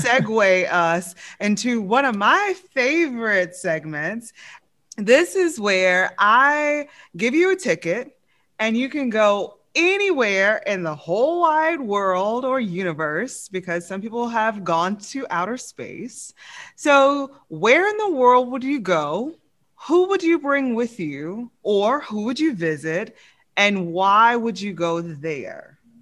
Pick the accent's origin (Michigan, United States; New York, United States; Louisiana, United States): Louisiana, United States; I'm from Louisiana